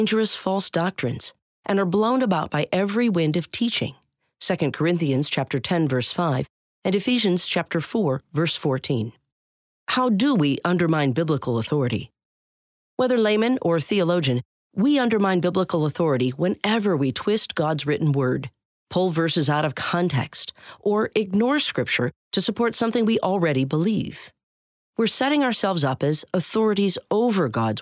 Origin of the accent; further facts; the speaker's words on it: Canada; my home country of Canada